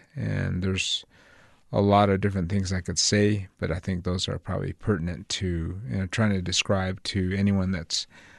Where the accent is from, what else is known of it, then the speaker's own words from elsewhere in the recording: Gallup, New Mexico, United States; also born or lived in Fort Defiance; I was born in Fort Defiance, Arizona. I spent the first 5 years of my life in Gallup, New Mexico, with my grand folks and my mom.